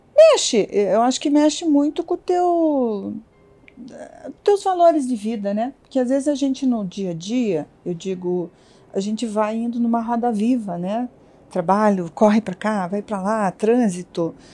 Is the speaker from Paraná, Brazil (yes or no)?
yes; Curitiba, Paraná, Brazil; also born or lived in Santa Catarina / London / Brasília; Eu nasci em Santa Catarina, mas a gente mudou muito pequena, eu me considero curitibana, eu tinha quatro anos quando meus pais, meu pai teve uma proposta de trabalho e, e a gente mudou para Curitiba